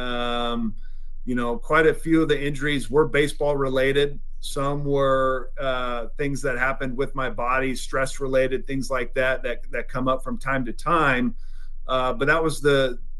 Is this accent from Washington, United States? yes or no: yes; Washington, United States; we're opening up in Seattle at Safeco, obviously my home state